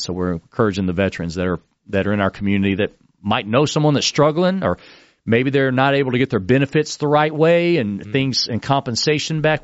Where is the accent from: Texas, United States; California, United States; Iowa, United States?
Texas, United States; now in Florida, United States; I moved to Florida. I'm a Texan